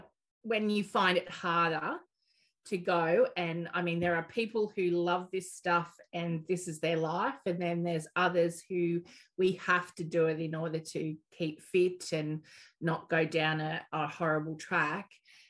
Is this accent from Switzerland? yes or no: no; Maitland, New South Wales, Australia; also born or lived in Newcastle; Maitland, mainly.